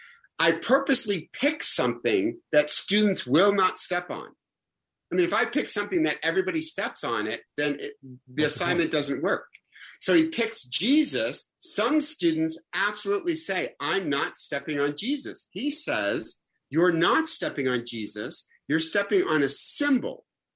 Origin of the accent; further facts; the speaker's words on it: Michigan, United States; I'm from Michigan